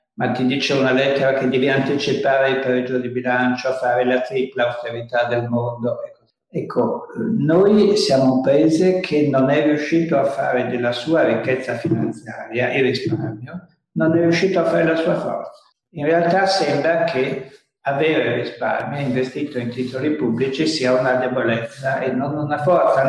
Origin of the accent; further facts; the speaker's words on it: Italy; nel mio paese